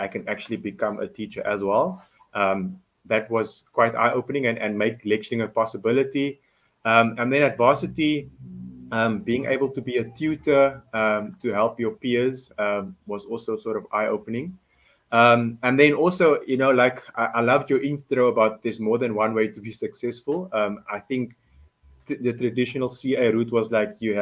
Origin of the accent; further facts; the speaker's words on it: Cape Town, Western Cape, South Africa; I'm a Cape Townian, born and bred in Belhar